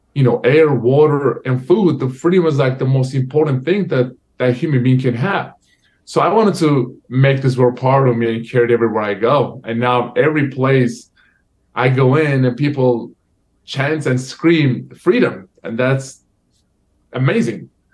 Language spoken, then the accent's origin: English; Turkey; now in United States; my home country Turkey